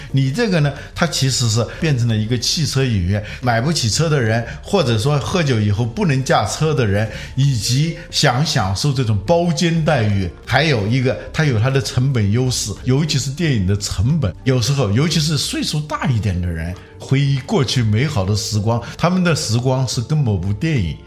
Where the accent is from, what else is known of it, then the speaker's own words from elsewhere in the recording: China; 我们中国人有了这种技术